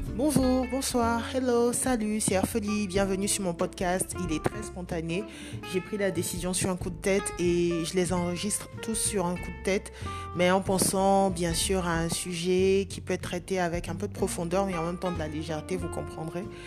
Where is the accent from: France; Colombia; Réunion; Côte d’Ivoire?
Côte d’Ivoire; Je suis ivoirienne, je vis en Côte d'Ivoire